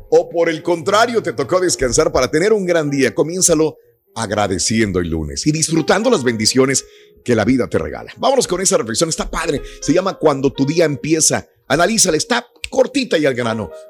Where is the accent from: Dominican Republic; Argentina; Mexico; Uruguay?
Mexico; Raúl, yo propongo como ciudadano mexicano que votemos para que México forme parte de Estados Unidos